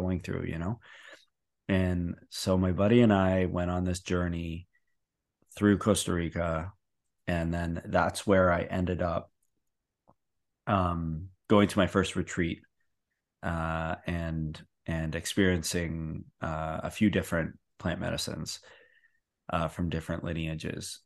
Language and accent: English; Canada; I say process, 'cause I'm from Canada